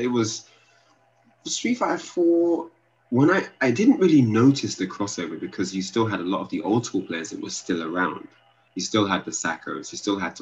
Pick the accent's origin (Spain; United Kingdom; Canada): United Kingdom; me playing from the UK